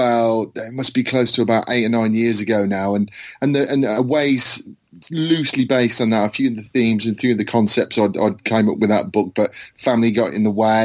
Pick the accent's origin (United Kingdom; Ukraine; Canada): United Kingdom; Worcestershire, West Midlands; I'm from Worcestershire in England